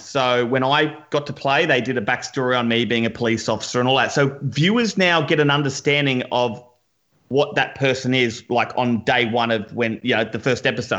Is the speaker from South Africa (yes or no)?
no; Queensland, Australia; I'm a rugby league guy, being a Queenslander.